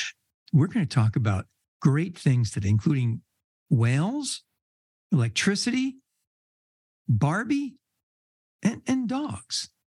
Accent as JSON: {"language": "English", "town": "Red Bank", "region": "New Jersey", "country": "United States", "tie": "born or raised there", "said": "when I was a kid, I grew up in Red Bank, New Jersey"}